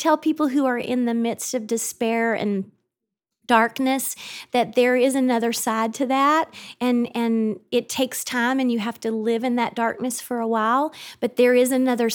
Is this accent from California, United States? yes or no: no; North Georgia, United States; now in Nashville, United States; I grew up in North Georgia with two very hardworking blue-collar parents